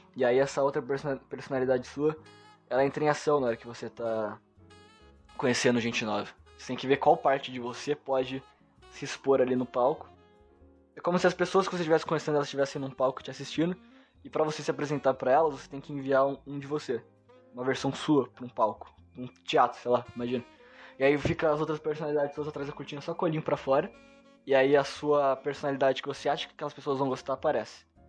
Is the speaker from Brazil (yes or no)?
yes; Brazil; eu nasci aqui no Brasil